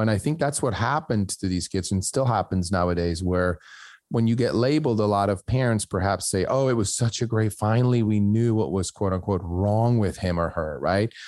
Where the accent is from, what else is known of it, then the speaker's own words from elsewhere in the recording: Switzerland; moved away; I grew up in Switzerland where my school counselor looked at my grades in my last year of high school